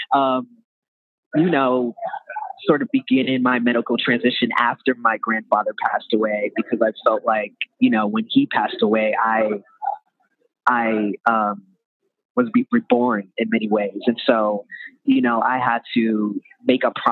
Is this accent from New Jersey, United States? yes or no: no; New York, United States; I'm from New York originally